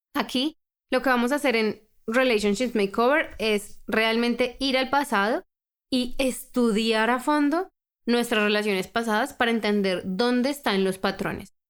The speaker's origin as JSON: {"language": "Spanish", "country": "Colombia", "tie": "born or raised there", "said": "Yo por lo menos crecí en Colombia, una cultura muy, muy, muy religiosa"}